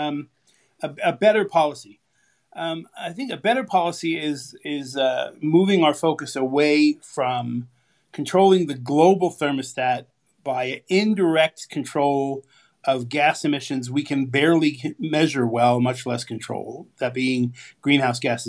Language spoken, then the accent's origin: English; California, United States; I grew up in California.